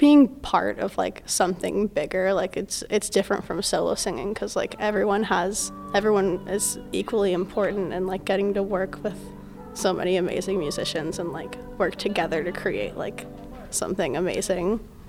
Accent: Kansas City, Missouri, United States; now in St. Louis, United States; I actually grew up in Kansas City.

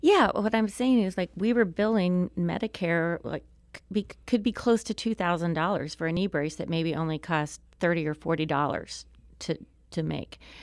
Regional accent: Springfield, Missouri, United States; moved away as an adult; also born or lived in Harrison, Arkansas / Tulsa, Oklahoma; now in Maryland Heights, United States; that moved me to Springfield, Missouri. And, uh, I lived there, f, you know, through high school

